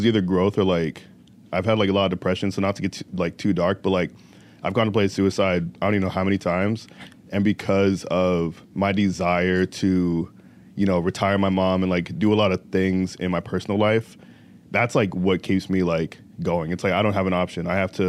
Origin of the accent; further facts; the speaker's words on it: Riverside, California, United States; born there; also born or lived in Virginia / Indiana; now in Chicago, United States; So, I grew up, so I was born in Riverside, California, right? And then my family moved to Virginia and then we moved to Indiana. And I've been in Chicago for about 3 years, a little over 3 years now, right?